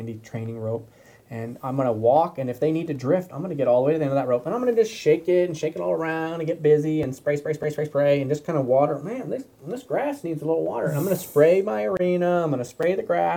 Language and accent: English; Michigan, United States; I grew up in Michigan